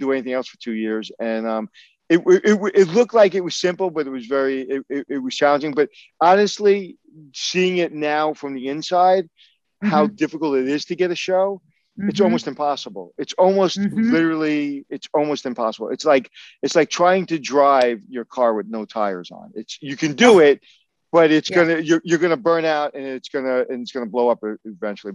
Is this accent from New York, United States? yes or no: yes; New York City, New York, United States; I grew up in Brooklyn